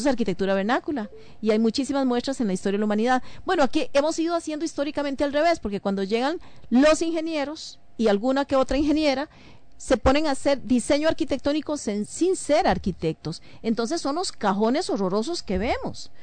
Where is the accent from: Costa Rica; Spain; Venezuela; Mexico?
Costa Rica; a mí personalmente como ciudadana costarricense